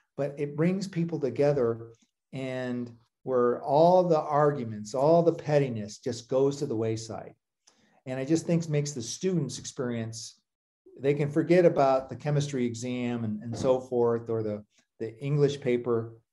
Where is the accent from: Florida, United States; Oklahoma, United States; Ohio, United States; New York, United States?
Ohio, United States; Toledo; I grew up in Toledo, Ohio